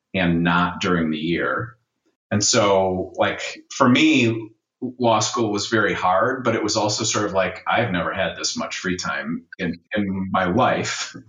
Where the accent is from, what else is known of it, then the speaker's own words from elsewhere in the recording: Milwaukee, Wisconsin, United States; I'm from the city of Milwaukee uh, and grew up there